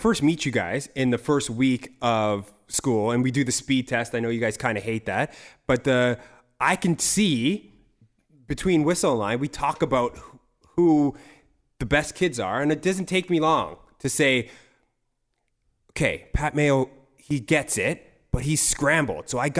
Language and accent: English; Toronto, Ontario, Canada; I'm a Toronto boy.